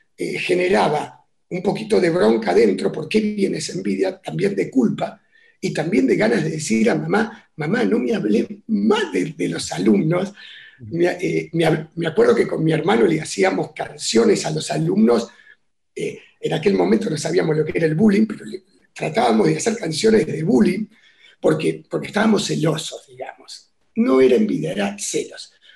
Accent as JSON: {"language": "Spanish", "region": "Buenos Aires", "country": "Argentina", "tie": "born or raised there", "said": "yo nací en lo que sería, a ver, eh, ¿qué sería hoy? parte de Palermo, ¿sí? Entre, en Paraguay, entre Bulnes y Vita. Ahí nací y, bueno, fue, fue un barrio que disfruté mucho"}